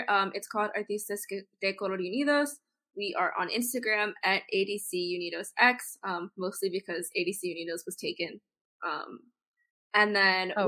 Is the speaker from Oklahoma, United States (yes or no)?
no; California, United States; I've actually lived in California my whole life.